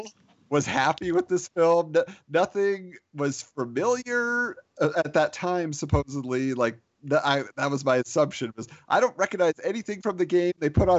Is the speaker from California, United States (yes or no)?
yes; California, United States; Colin, growing up in California, I got to ask if you ever saw this